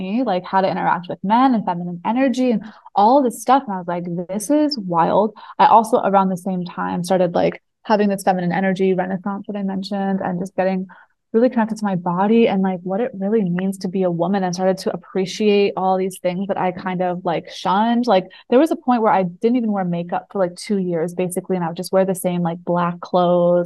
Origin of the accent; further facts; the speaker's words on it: New Jersey, United States; moved away; also born or lived in New York; I grew up on the East Coast in New Jersey and then moved to New York